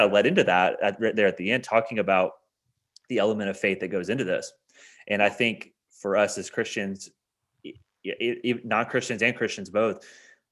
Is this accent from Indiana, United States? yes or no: yes; Indiana, United States; moved away as an adult; now in Kentucky, United States; We moved to Kentucky from my hometown in Indiana